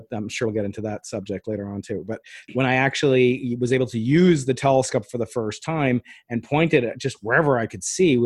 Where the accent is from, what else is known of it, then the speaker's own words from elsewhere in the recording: Dobbs Ferry, New York, United States; moved away as an adult; also born or lived in Providence, Rhode Island / Stanford, California / Pasadena, California; now in San Diego, United States; when I was a kid growing up on the East Coast in Dobbs Ferry, which is north of New York City in Westchester County